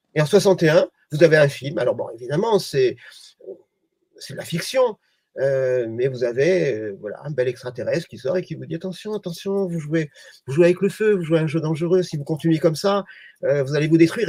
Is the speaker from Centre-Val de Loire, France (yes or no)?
no; Provence-Alpes-Côte d'Azur, France; je suis provençal